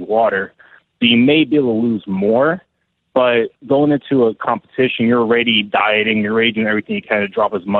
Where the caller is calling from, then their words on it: New Jersey, United States; I'm calling from New Jersey.